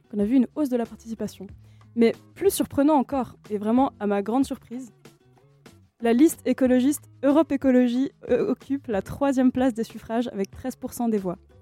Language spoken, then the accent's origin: French; France; moved away; mon pays d'origine